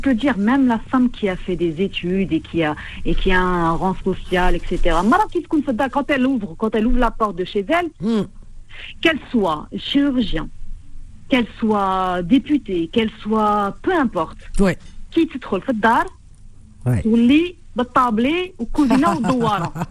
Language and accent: French; Tlemcen, Tlemcen Province, Algeria; moi je viens de Timsen. Je sais pas si vous l'avez deviné avec l'accent, mais